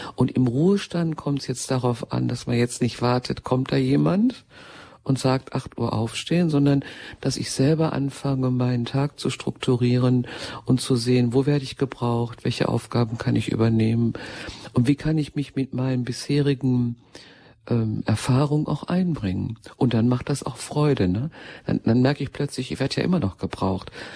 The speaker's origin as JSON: {"language": "German", "area": "Ruhr area", "region": "North Rhine-Westphalia", "country": "Germany", "said": "ich stamme ja mitten aus dem Ruhrgebiet"}